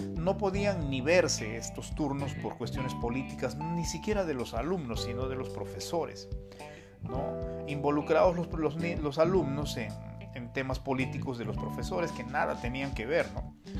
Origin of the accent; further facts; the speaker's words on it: Peru; yo nací en Perú hace cinco décadas atrás. Compartí momentos muy bonitos con mis abuelos, que los, que me criaron